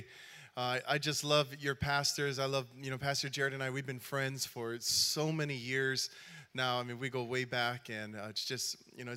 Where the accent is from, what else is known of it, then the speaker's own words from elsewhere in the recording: Hawaii, United States; I am from Hawaii